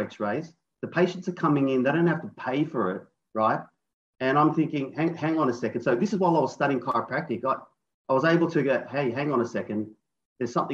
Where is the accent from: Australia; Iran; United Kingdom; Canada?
Australia; Sydney, New South Wales; I'm from Sydney, Australia